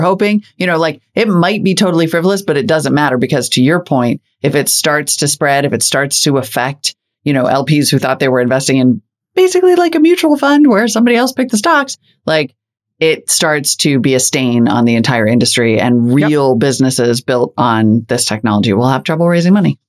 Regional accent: North Dakota, United States; my home state of North Dakota

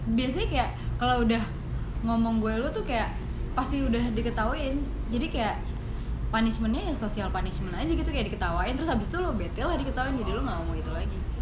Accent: Bekasi, West Java, Indonesia; also born or lived in Jakarta / Yogyakarta; Bekasi uh, sempet Jakarta Bekasi lagi

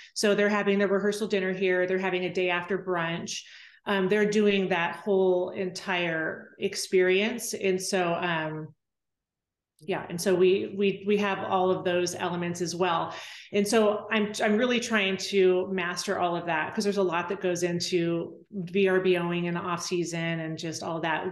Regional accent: Temecula, California, United States; moved away as an adult; now in Weatherford, United States; I grew up in Temecula

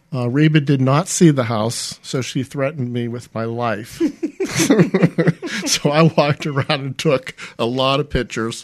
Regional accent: Ambridge, Pennsylvania, United States; moved away as an adult; also born or lived in Florida / Winston-Salem, North Carolina; now in Mobile, United States; when I came out of high school at Ambridge High School, I relocated to Florida for college and never returned

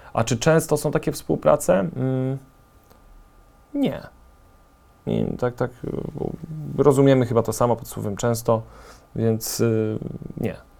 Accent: Częstochowa, Silesian Voivodeship, Poland; na Częstochowę mam zupełnie inne oko niż na Warszawę, czy no jestem stąd, jestem lokalnym patriotą

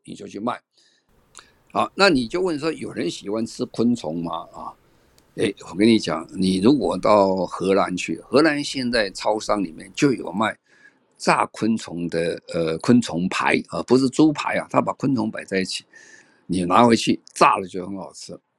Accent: Tainan, Taiwan; 我是在台南长大啦。那时候很多，那时候很穷啦

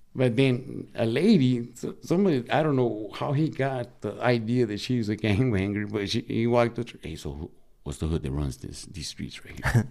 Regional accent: Sinaloa, Mexico; moved away; I'm from Sinaloa

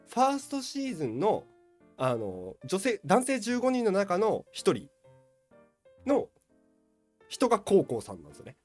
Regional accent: Hiroshima, Japan; moved away; 私もねまあ久々にこう地元に帰りましてうんうんうんはいまああの広島に

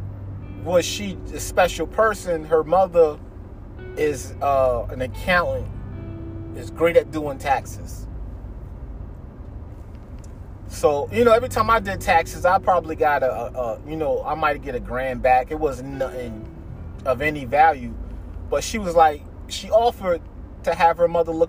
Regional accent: New York, United States; moved away; I grew up, part of my life, I grew up in New York. Family in New York.

